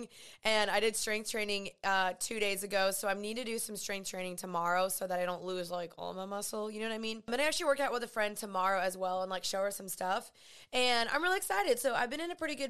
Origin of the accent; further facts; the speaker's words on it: Dallas, Texas, United States; I'm 28 years old. I'm from Dallas